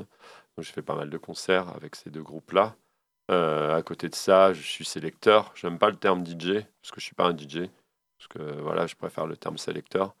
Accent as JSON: {"language": "French", "town": "Le Havre", "region": "Normandy", "country": "France", "tie": "born or raised there", "said": "Je suis originaire du Havre"}